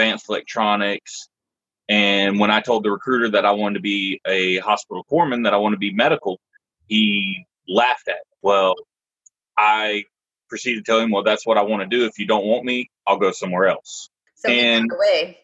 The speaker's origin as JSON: {"language": "English", "town": "Florence", "region": "South Carolina", "country": "United States", "also_born_or_lived": "Austin, Texas", "moved": "as an adult", "said": "I am from a small town in South Carolina called Florence"}